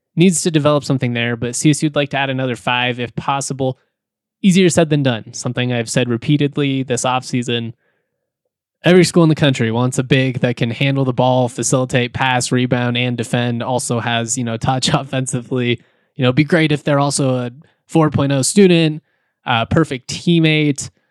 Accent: Jefferson County, Colorado, United States; I am a Colorado native, I grew up in Jefferson County

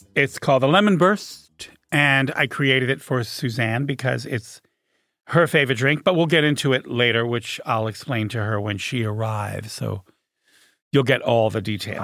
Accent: Beverly Hills, California, United States; I grew up in Beverly Hills

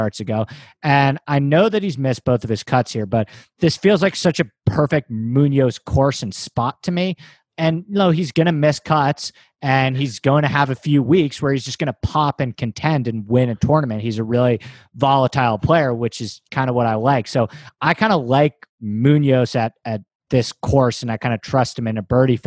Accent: New York City, New York, United States; moved away as an adult; now in Los Angeles, United States; I grew up in New York in Manhattan

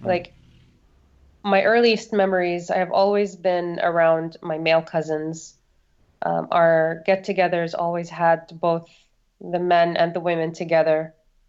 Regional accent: Saudi Arabia; Growing up in Saudi Arabia really depends on who your family is. My family was not considered to be liberal, but they were not conservative either.

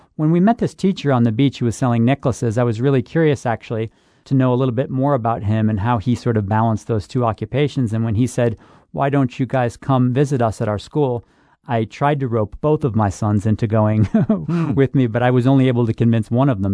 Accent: Buffalo, New York, United States; I'm from Buffalo too, Rick. So I'm I'm a Buffalo, New York boy

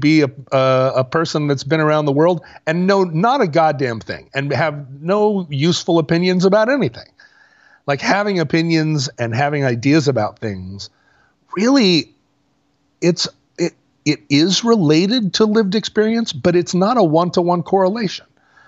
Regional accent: Oakland, California, United States; No, I grew up in East Oakland. Like I can talk about hip hop.

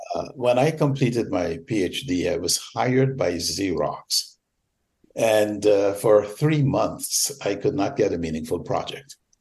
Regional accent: Georgetown, Demerara-Mahaica, Guyana; moved away as an adult; now in United States; I was born in Georgetown, British Guiana, now Guyana, of course. Came to America at age 20

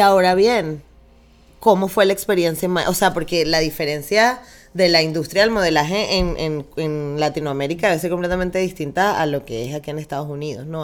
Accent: Caracas, Capital District, Venezuela; soy de Caribe, pero de Caracas

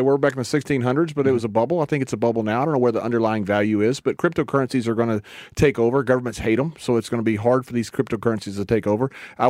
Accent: Sweetwater, Texas, United States; moved away; I grew up in Sweetwater, Texas. Nolan County is the wind capital of the world.

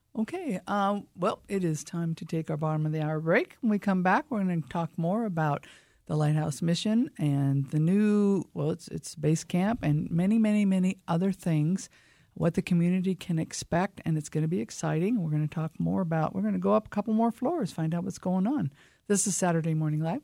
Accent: Lake Whatcom, Washington, United States; I was raised on Lake Watcom

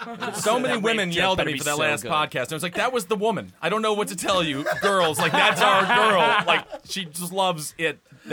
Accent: Stevens Point, Wisconsin, United States; my hometown of Stevens Point

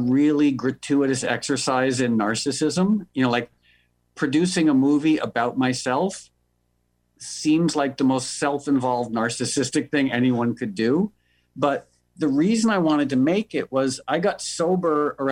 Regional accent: New York, United States; moved away as an adult; now in Los Angeles, United States; I was born and raised in New York, but I moved to LA about 12 years ago

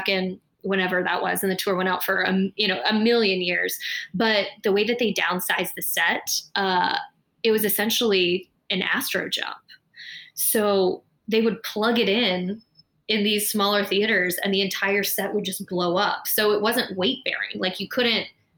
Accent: San Diego, California, United States; I was probably 11 or 12, and I'm from San Diego, California

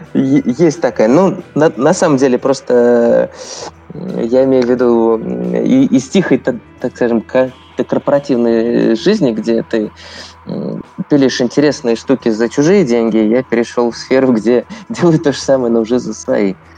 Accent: Penza, Penza Oblast, Russia; moved away as an adult; also born or lived in Saint Petersburg; я родом из Средиземья, ой, извините, из Пензы

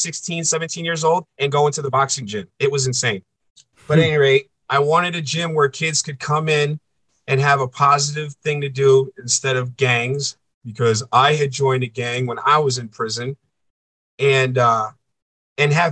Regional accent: East Coast, United States; moved away as an adult; I'm a coastal boy. I grew up on the East Coast.

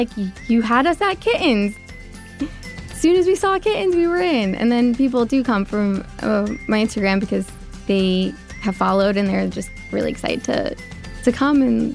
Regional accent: Long Island, New York, United States; moved away as an adult; now in Hoboken, United States; I'm from Long Island

